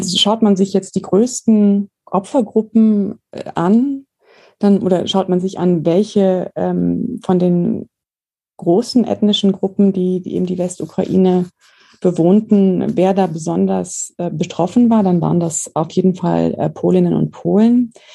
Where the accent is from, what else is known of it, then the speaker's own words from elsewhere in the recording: Germany; als deutsche Staatsbürger